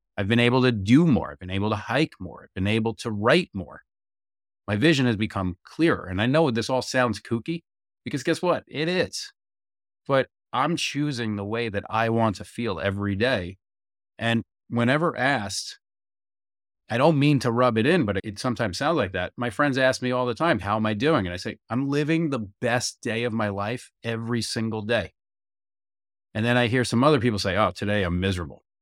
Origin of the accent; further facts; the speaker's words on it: United States; as an American